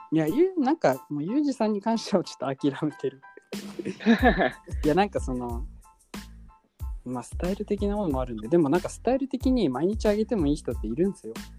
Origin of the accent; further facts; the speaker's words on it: Hokkaido, Japan; なんか田舎すごい田舎なんで僕も